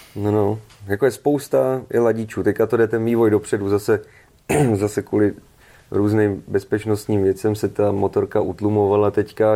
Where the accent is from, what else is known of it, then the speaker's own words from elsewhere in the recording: Pardubice, Pardubice Region, Czechia; jsem z Pardubis